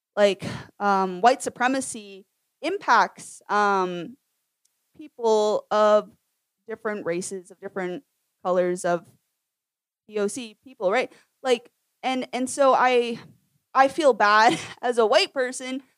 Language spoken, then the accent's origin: English; Lewiston, Maine, United States; moved away; I grew up for part of my upbringing in Lewiston, Maine